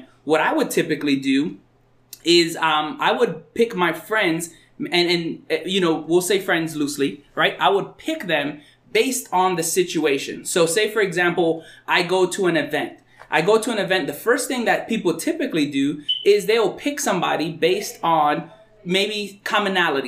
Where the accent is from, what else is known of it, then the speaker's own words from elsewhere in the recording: North Dakota, United States; I'm from North Dakota too